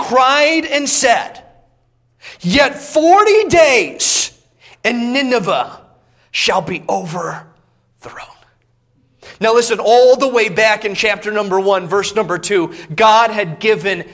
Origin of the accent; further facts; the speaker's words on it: Indiana, United States; Growing up in Indiana